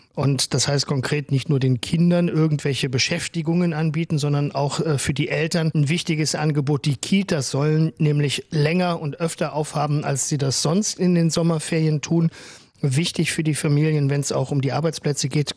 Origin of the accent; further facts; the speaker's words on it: Cologne, North Rhine-Westphalia, Germany; bei uns in Köln